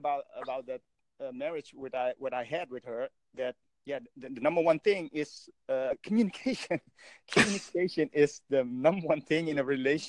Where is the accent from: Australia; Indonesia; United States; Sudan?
Indonesia; now in Netherlands; I'm originally from Indonesia.